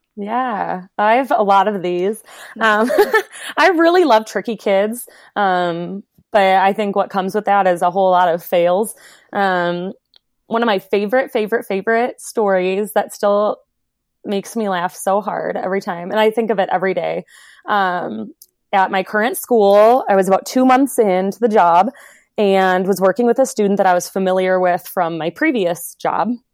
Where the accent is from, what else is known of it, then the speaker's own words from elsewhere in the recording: Wisconsin, United States; moved away as an adult; also born or lived in Virginia; for grad school, I moved from Wisconsin to a small school um, in Virginia.